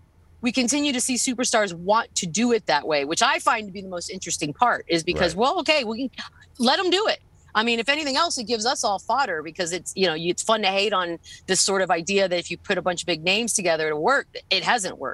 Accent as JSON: {"language": "English", "region": "Texas", "country": "United States", "tie": "born or raised there", "said": "me growing up in Texas"}